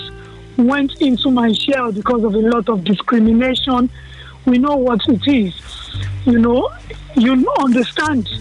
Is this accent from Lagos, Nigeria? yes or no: no; Kano, Kano State, Nigeria; I was born in the north. I was born in Kano